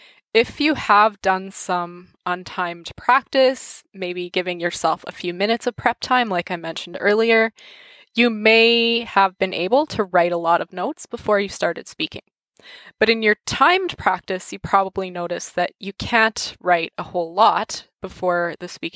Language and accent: English; Canada; accent: English-Canadian; first language English; the way most of us Canadians learn French